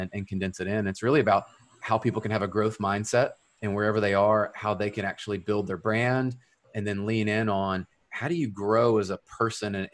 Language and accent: English; Memphis, Tennessee, United States; I'm originally from Memphis, Tennessee. And so that's just on the west side of the state. And I grew up there